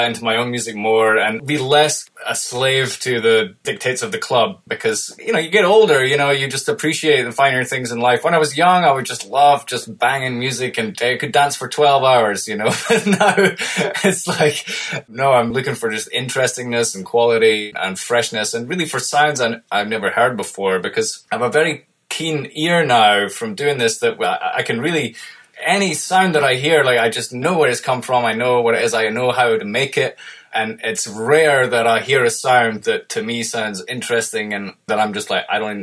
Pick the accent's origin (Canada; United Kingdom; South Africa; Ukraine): United Kingdom; moved away as an adult; I was dying to, like, leave my home country of the UK and go and live abroad